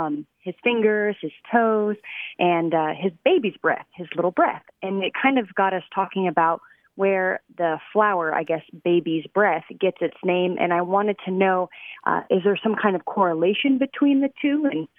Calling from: Keller, Texas, United States; I am calling from Keller, Texas.

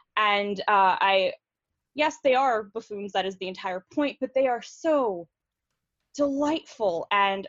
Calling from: San Jose, California, United States; I am calling from San Jose, California.

